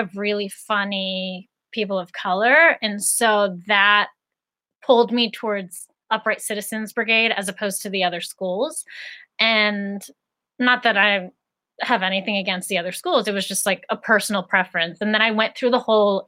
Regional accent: Greensburg, Pennsylvania, United States; So I grew up in Greensburg, Pennsylvania, which is an hour outside of Pittsburgh.

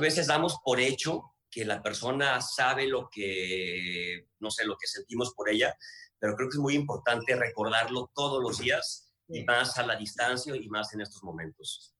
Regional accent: Guadalajara, Jalisco, Mexico; yo soy de Guadalajara

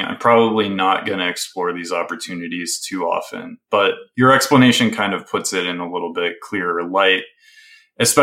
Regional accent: the Midwest, Wisconsin, United States; Growing up in the Midwest

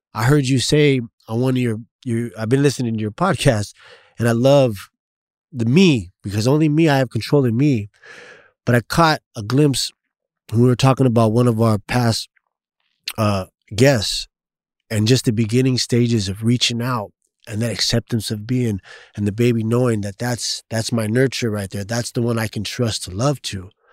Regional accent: San Diego, California, United States; also born or lived in East County, San Diego; I was born in the Logan Heights area, grew up in, uh, Lomas, Golden Hills area, which is right up, up the street, twenty-sixth, twenty-fifth, um, southeast San Diego

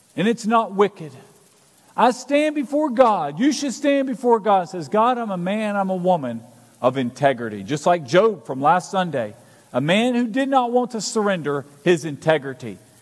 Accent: Alabama, United States; moved away; I'm originally from Alabama

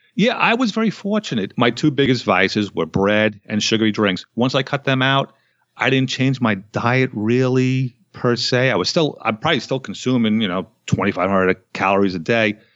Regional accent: United States; I was born in America

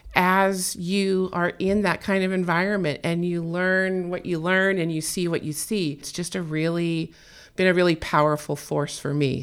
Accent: California, United States; I was born and raised in California

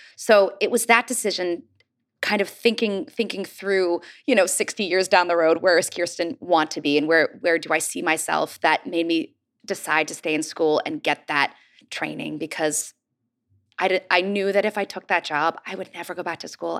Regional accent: Pittsburgh, Pennsylvania, United States; I grew up in Pittsburgh

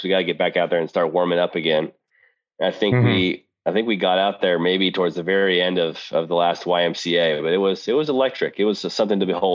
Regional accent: Seattle, Washington, United States; I'm from Seattle

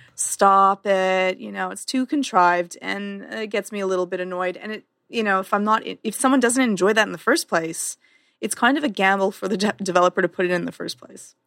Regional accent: Canada

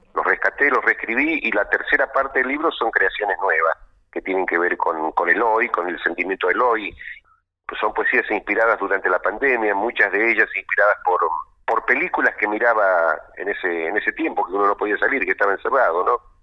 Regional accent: Quimilí, Santiago del Estero, Argentina; empecé desde muy chico allá en Santiago del Estero, en mi pueblo, en Quimilí.

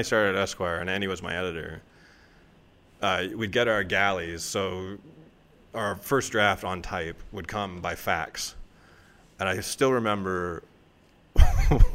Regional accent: Toronto, Ontario, Canada; I'm a writer from Toronto

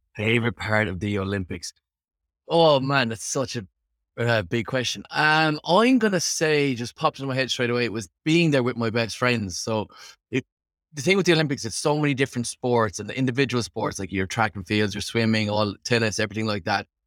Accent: Limerick, Munster, Ireland; moved away as an adult; now in Dublin, Ireland; Born and raised in Limerick, Ireland.

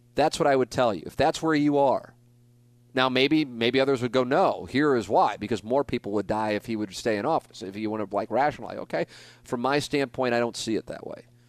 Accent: St. Louis, Missouri, United States; I got to work in my hometown market for twenty years.

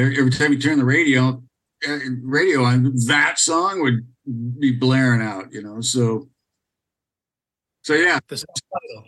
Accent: United States; moved away; It's my home country

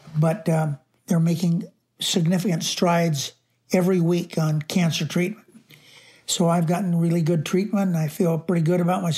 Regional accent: Searchlight, Nevada, United States; that's where I was raised, in Searchlight

